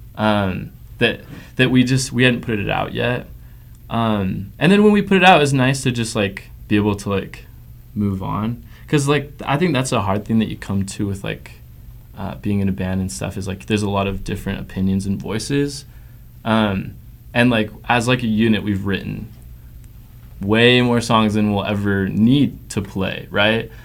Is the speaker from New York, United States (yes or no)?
no; Provo, Utah, United States; I grew up in Provo, Utah, the Dirty P